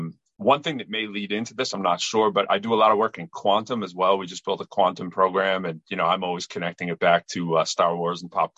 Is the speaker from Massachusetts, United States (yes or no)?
yes; Lowell, Massachusetts, United States; moved away; also born or lived in Chelmsford, Massachusetts; I'm from Massachusetts. I'm originally from Lowell. Went to Chelmsford High School, moved back to Lowell to go to UMass Lowell for undergrad and my master's in math. And later I taught at Lowell High